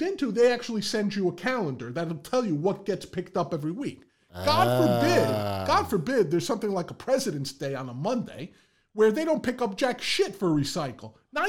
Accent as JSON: {"language": "English", "town": "Bronx", "region": "New York", "country": "United States", "tie": "born or raised there", "said": "Growing up in the Bronx, this was the task of throwing out garbage."}